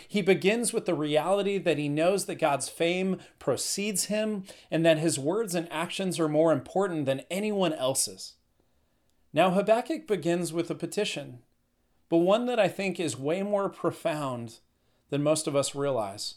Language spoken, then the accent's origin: English; Northern California, United States; I'm from Northern California.